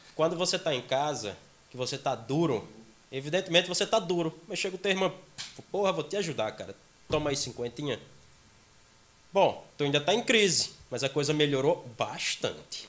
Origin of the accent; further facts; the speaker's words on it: Pilõezinhos, Paraíba, Brazil; now in João Pessoa, Brazil; Nos interiores, eu sou do interior. Eu sou de Pilõezinhos, bem próximo a Guarabira